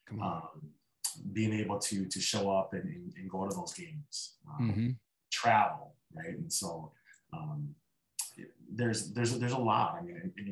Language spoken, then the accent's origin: English; Midwest, United States; I grew up in the Midwest